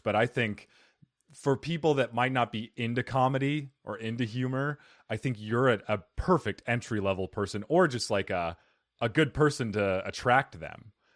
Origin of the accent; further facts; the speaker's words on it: Arizona, United States; moved away; also born or lived in New Jersey; I'm from Arizona originally, but I lived for seven years in New Jersey and worked in New York